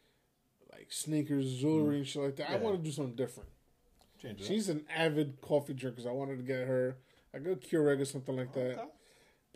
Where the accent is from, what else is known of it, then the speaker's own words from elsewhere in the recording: United States; I'm American